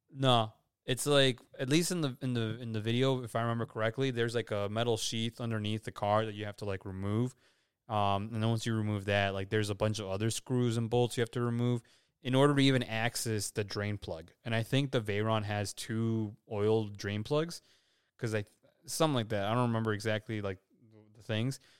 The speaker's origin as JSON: {"language": "English", "region": "Illinois", "country": "United States", "said": "we're from Illinois."}